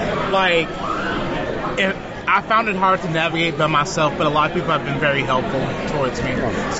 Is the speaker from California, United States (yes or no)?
no; Kennesaw, Georgia, United States; I'm from Kennesaw, Georgia.